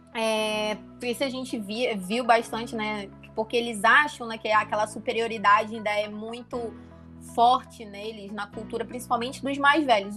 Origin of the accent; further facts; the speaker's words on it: Manaus, Amazonas, Brazil; moved away; also born or lived in Stuttgart / Bonn; eu sou de Manaus e lá é quente